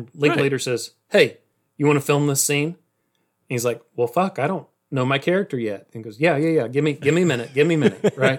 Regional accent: Austin, Texas, United States; I think we're all from Austin.

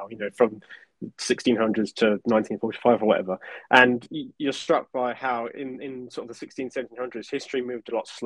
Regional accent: United Kingdom

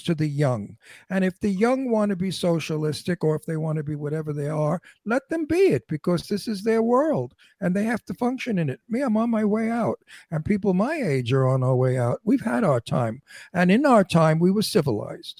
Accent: New York City, New York, United States; I was born in Red Hook Projects in Brooklyn. My parents were on welfare. I was very privileged. I lived in Astoria, Queens, in an old house

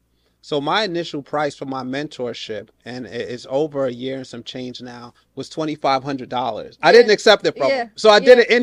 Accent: New York, United States; So I'm a New Yorker, right?

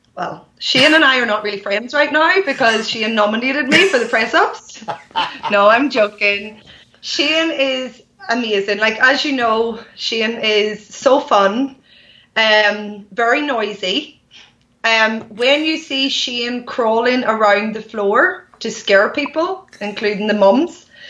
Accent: Ireland; I have a dance studio in my hometown.

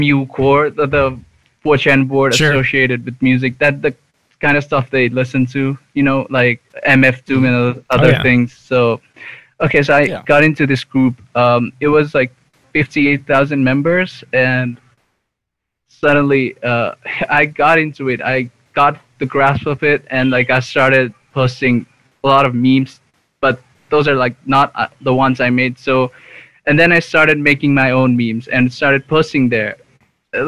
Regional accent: Nepal; moved away as an adult; now in India; So I was born and raised in Nepal.

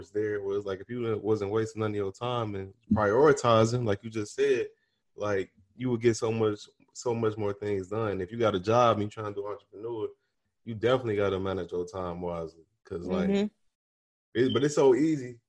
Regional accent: Chicago, Illinois, United States; moved away as an adult; I'm from Chicago

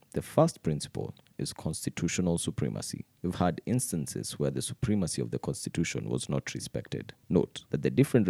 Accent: Kenya

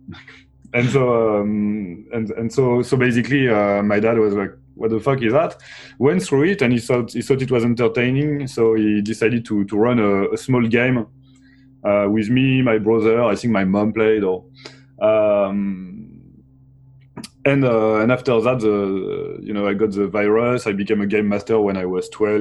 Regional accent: Brittany, France; I was born from um, uh, in in Brittany, which is a part of France

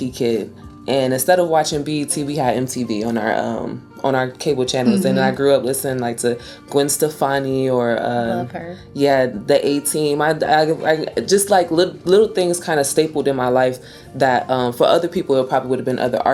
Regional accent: Ohio, United States; moved away; we're from Ohio

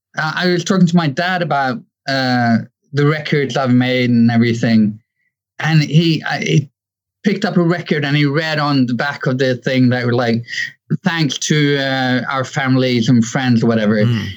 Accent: Hong Kong; born there; Well, my first memories of music is kind of easy because as I was born in Hong Kong

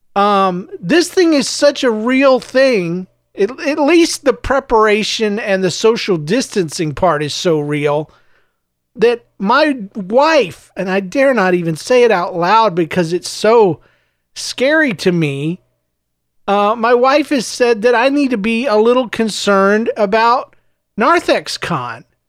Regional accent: the South, United States; also born or lived in Saint Louis; now in St. Louis, United States; I was raised in the South and I was raised in a smaller town, s, a couple of smaller towns, actually

